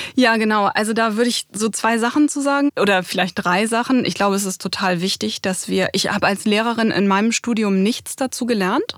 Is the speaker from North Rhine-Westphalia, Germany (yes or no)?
no; Bremen, Germany; Also ich komme ja aus Bremen